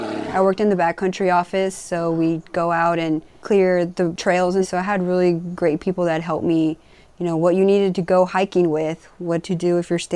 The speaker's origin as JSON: {"language": "English", "town": "Houston", "region": "Texas", "country": "United States", "tie": "born or raised there", "said": "I grew up in Texas, in Houston."}